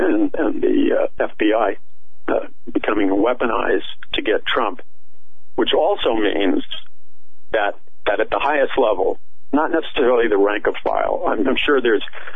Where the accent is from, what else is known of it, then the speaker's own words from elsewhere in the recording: New York City, New York, United States; I was raised in Jackson Heights, Queens